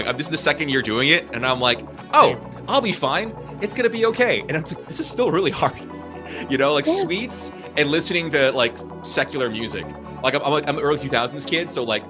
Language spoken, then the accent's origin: English; Philippines; obviously being Filipino, like we do the whole Noche Buena.